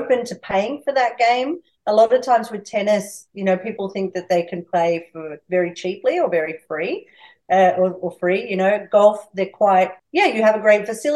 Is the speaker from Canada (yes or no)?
no; a town near Albury, New South Wales, Australia; moved away as an adult; also born or lived in Barcelona, Spain; now in Albury, Australia; I'm from Oahela, which is a town very close to Albury, but I have been living in Spain for the last 20 years